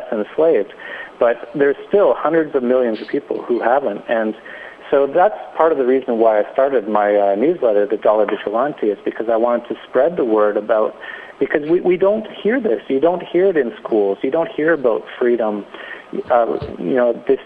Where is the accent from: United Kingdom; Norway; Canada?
Canada; moved away; I'm from Canada